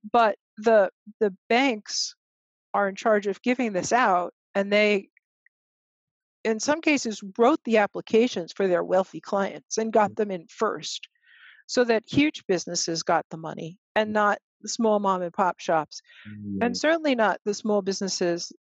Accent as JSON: {"language": "English", "country": "United States", "said": "we African Americans are working class people"}